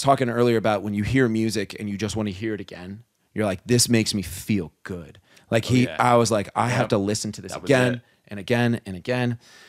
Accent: New Jersey, United States; I'm from New Jersey.

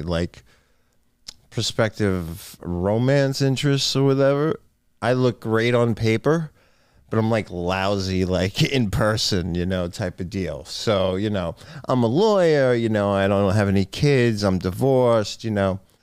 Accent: Island Park, New York, United States; It was a very nice place to grow up

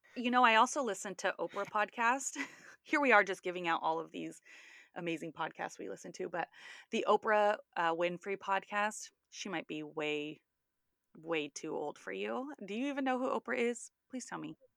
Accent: Sacramento, California, United States; also born or lived in Orange County, California; I grew up in Sacramento, and then right after high school, I moved to Orange County

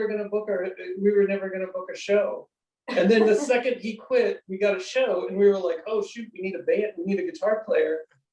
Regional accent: Creve Coeur, Illinois, United States; moved away as an adult; also born or lived in Grand Rapids, Michigan; now in Milwaukee, United States; We all grew up in the same area, actually. We're all from, I guess we can get real specific. We're from the Peoria, Illinois area.

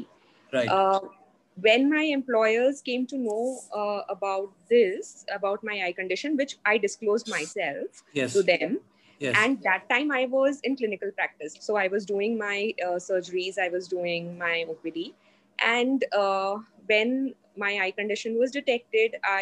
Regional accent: Mumbai, Maharashtra, India; So I'm from Mumbai. I'm basically from Mumbai

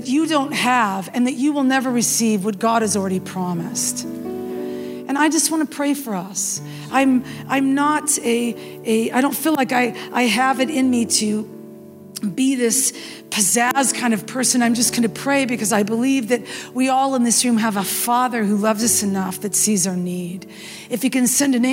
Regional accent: West Coast, United States; now in the South, United States; I live in the South and I'm from the West Coast.

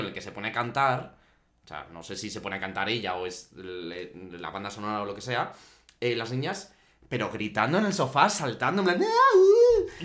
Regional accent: Guadalajara, Castilla-La Mancha, Spain; moved away as an adult; also born or lived in Barcelona / Portugal; en mi pueblo es más tranquilito, ¿eh? Sí. O sea, mira que los pueblos, al final, joder, es un pueblo de Guadalajara súper pequeñito

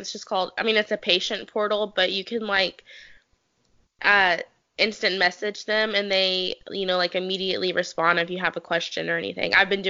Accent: North Carolina, United States; So I grew up in North Carolina.

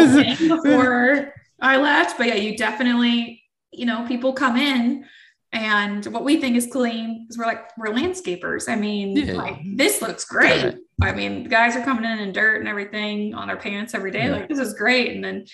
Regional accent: Oklahoma, United States; moved away; also born or lived in Dallas, Texas; here in Oklahoma in my home state.

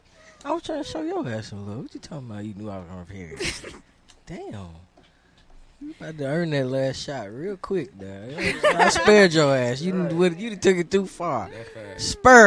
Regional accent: Chicago, Illinois, United States; I get straight to the goddamn point. I'm from

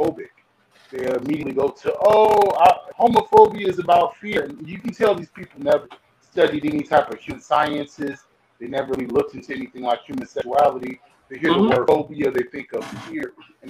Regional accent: New York, United States; also born or lived in Detroit; now in Arizona, United States; I really grew up in the Northeast

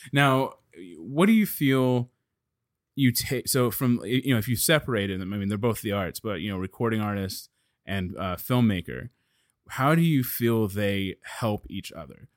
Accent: Dallas, Texas, United States; I'm from Dallas

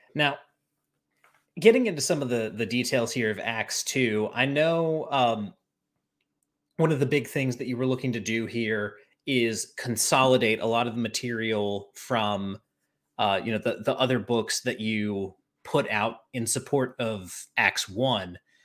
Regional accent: Charlotte, North Carolina, United States; I'm from Charlotte

